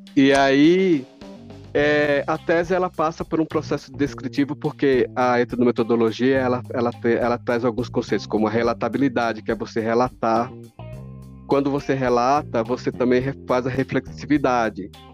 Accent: São Paulo, Brazil; also born or lived in Alagoas; eu, enquanto sujeito alagoano que saio de Alagoas com 10 anos, certo? Em 1974 venho para cá em plena ditadura conta, nem sabia que existia, estava com 10 anos, chego aqui em São Paulo

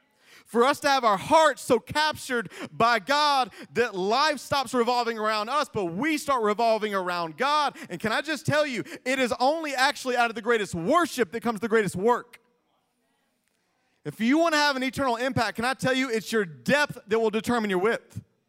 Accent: Greenville, South Carolina, United States; I was raised in Greenville, South Carolina.

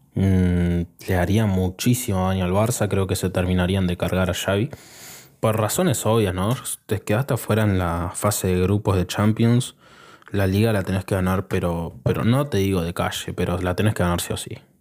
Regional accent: Argentina; Yo soy argentino

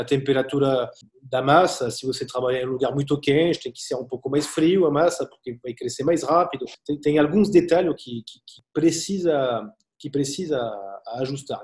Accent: Angers, Pays de la Loire, France; Portuguese is a second language; moved away as an adult; now in Brazil

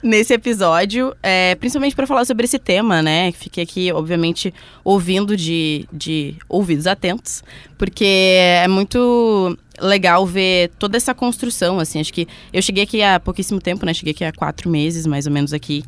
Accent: Pelotas, Rio Grande do Sul, Brazil; eu sou pelotense, então fiz a faculdade na UFPEL

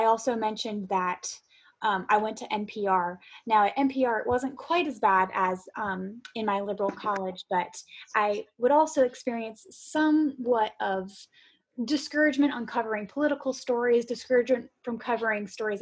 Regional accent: Florida, United States; I'm from Florida

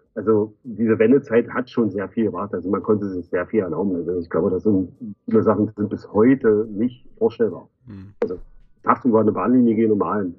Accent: Magdeburg, Saxony-Anhalt, Germany; bin Magdeburger

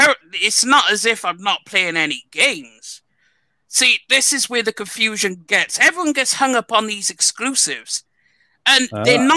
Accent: United Kingdom; I am from the UK

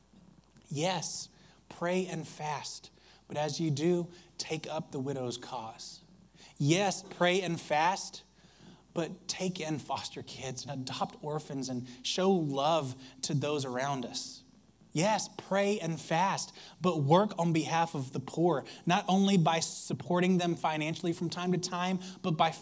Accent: Alabama, United States; I grew up in Alabama

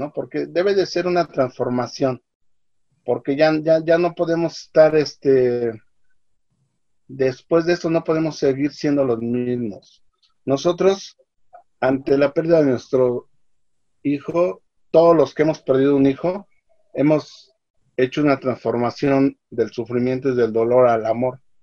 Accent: Mexico; saldremos adelante como país, como mexicanos y como hermanos

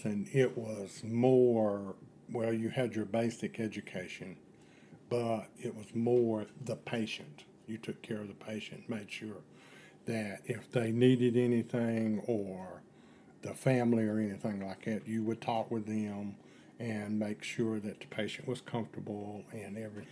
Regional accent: Asheville, North Carolina, United States; now in Boone, United States; I was born in Asheville, North Carolina

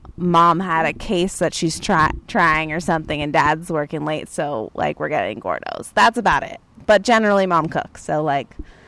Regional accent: San Francisco, California, United States; I grew up in San Francisco. Not only did I grow up in San Francisco, but I grew up... I grew up with a family of foodies.

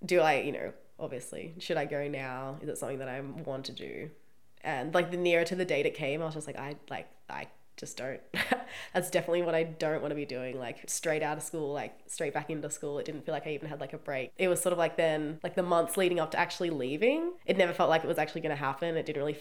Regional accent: Australia

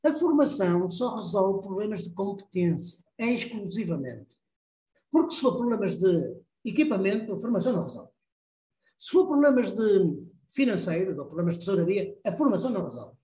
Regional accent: Porto, Norte, Portugal; Eu vim para Portugal, para o Porto, sou, sou do Porto

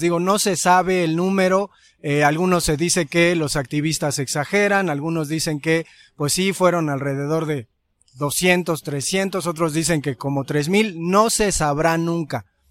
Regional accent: Mexico; como mexicanos

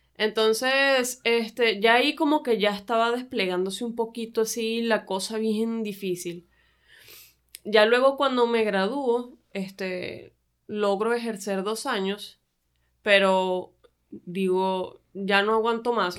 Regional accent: Venezuela; moved away as an adult; now in Tijuana, Mexico; yo soy venezolana

